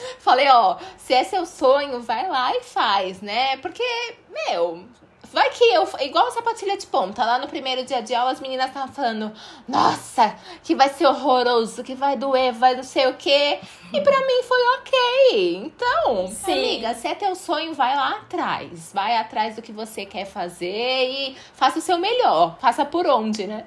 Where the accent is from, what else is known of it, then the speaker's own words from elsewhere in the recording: Santos, São Paulo, Brazil; 013 porque eu sou aqui de Santos